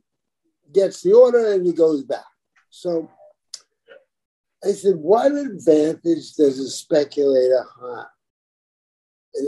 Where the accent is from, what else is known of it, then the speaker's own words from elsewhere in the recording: New York City, New York, United States; I come from Brooklyn, right? I was there when the Brooklyn Dodgers won the World Series